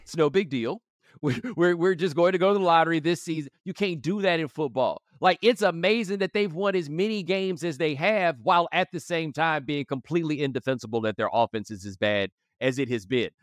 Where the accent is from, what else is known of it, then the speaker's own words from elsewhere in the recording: Houston, Texas, United States; moved away; I'm from Houston